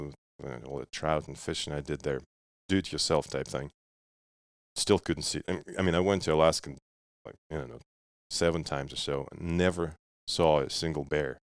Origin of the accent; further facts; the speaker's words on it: Russia; now in United States; I was growing up in Russia, and, and my dad used to hunt